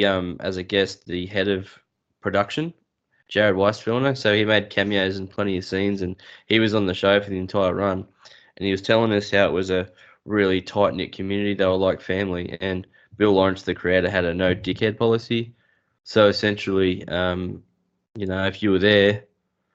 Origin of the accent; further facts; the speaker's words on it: Newcastle, New South Wales, Australia; also born or lived in Dubbo; now in Kurri Kurri, Australia; I was born in Dubbo, raised in Newcastle, live in Curry